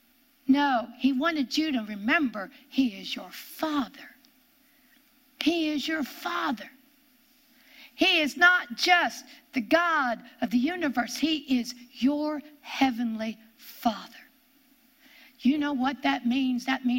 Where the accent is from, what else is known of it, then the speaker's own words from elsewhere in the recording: Pennsylvania, United States; born there; I came from West Pennsylvania, is where I was born.